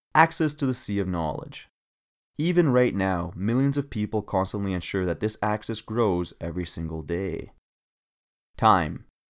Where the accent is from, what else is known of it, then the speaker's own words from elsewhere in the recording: Canada; as a Canadian